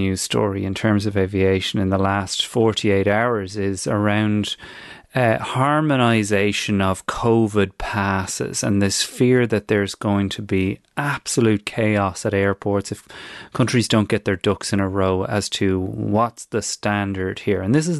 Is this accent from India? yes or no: no; Ireland; now in United Kingdom; as Irish people abroad